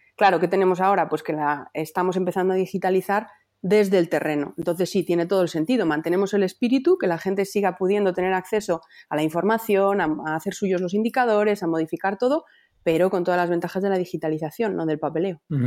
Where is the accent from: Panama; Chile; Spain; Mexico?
Spain; Palencia, Castile and León; now in Valladolid, Spain; yo soy de Palencia, pero vivo en Valladolid